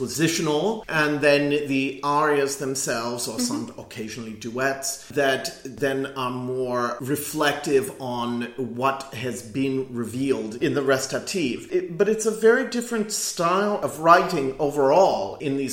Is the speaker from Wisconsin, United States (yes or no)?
yes; Milwaukee, Wisconsin, United States; my hometown on it, Milwaukee